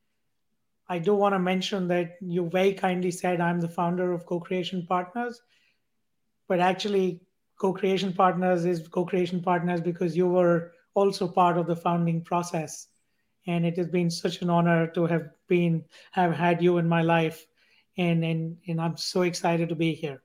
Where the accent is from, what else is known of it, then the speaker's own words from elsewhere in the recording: India; growing up in India as part of a billion people